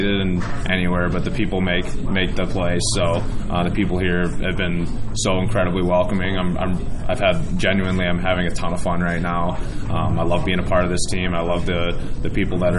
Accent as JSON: {"language": "English", "region": "Michigan", "country": "United States", "said": "I'm being from Michigan"}